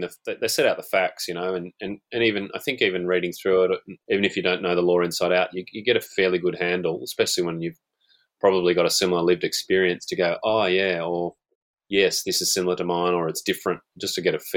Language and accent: English; Newcastle, New South Wales, Australia; University of Newcastle, my hometown, Newcastle